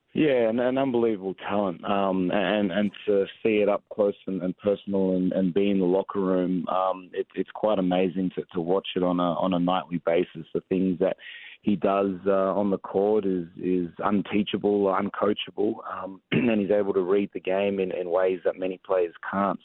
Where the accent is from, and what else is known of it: Australia; born or raised there; moved away as an adult; also born or lived in San Antonio, United States / Hawaii, United States; now in Atlanta, United States